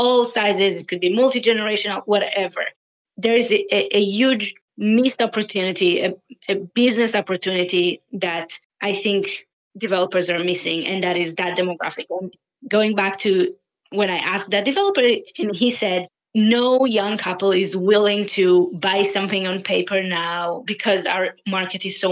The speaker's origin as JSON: {"language": "English", "town": "Tel Aviv", "region": "Tel Aviv District", "country": "Israel", "also_born_or_lived": "Paris", "moved": "as an adult", "lives_now": "Toronto, Canada", "said": "I am originally from Tel Aviv"}